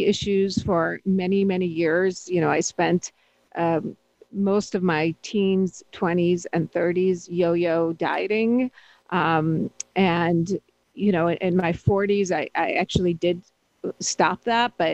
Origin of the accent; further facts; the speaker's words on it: Pittsburgh, Pennsylvania, United States; growing up sort of as an immigrant and always, you know, as a brown-skinned person who grew up in the more, you know, Pittsburgh and in a very white neighborhood